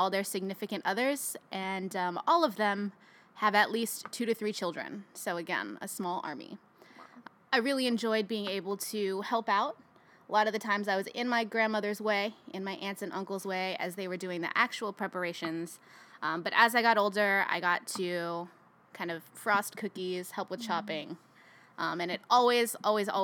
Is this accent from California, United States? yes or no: yes; Fremont, California, United States; I was born and raised in California. I grew up in Fremont